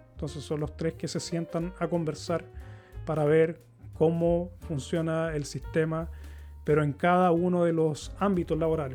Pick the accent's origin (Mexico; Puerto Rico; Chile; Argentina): Chile; moved away as an adult; now in Sweden; yo nací en Chile, me crié en Chile